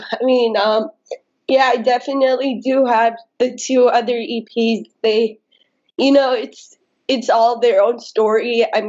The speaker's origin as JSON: {"language": "English", "country": "United States", "tie": "born or raised there", "also_born_or_lived": "India / United Kingdom", "said": "I mean, I've been living in the States my entire life since I was like 3."}